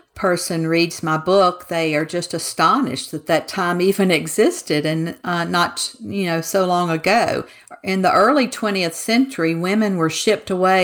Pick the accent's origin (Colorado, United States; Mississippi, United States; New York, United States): Mississippi, United States; moved away as an adult; now in Texas, United States; I'm a Southerner, and I grew up in Mississippi and spent 62 years there to now be buried in Texas.